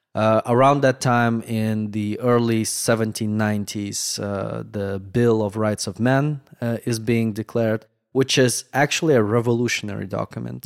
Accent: Moldova; first language Russian, Romanian; English is a second language; moved away; Growing up in Moldova

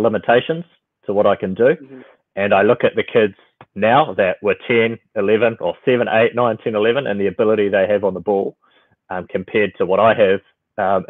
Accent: Auckland, New Zealand; also born or lived in Philippines; I was born in the Philippines and moved to New Zealand pretty quickly. So I've been in Auckland my whole life

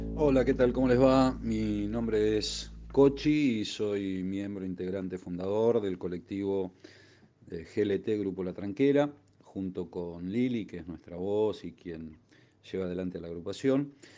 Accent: Buenos Aires, Argentina; nuestra ciudad natal, esta querida Buenos Aires

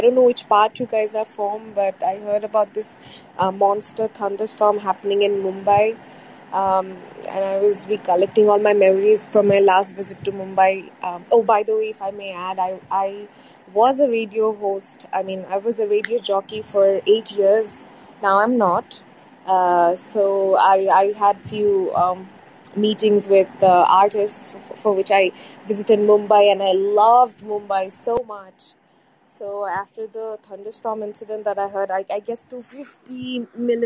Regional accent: Bangladesh; I'm from Bangladesh, by the way, the neighboring country

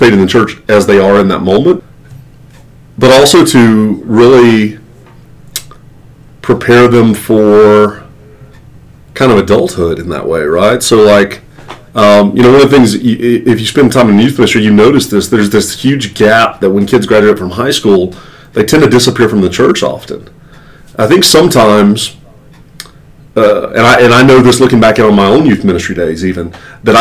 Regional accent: the South, United States; I grew up in the South

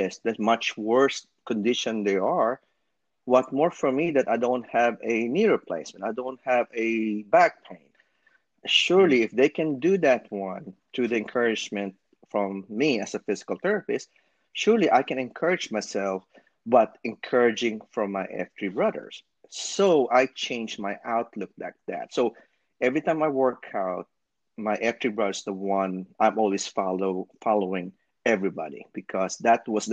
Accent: Philippines; moved away; I'm from the Philippines and I'm a physical therapist

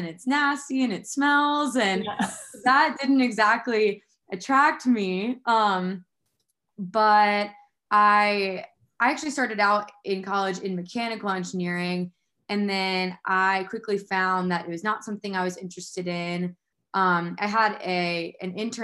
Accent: Houston, Texas, United States; moved away as an adult; now in Myton, Utah, United States; I grew up in Houston

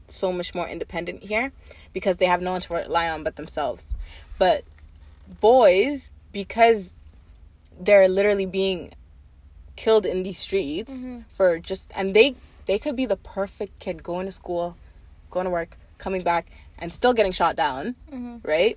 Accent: Kenya; I'm Kenyan

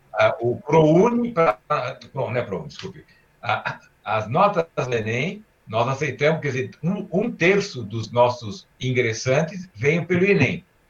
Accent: Brazil; also born or lived in Istanbul, Turkey; eu nasci em Istambul e eu vim para o Brasil com quatro anos, quatro anos e meio

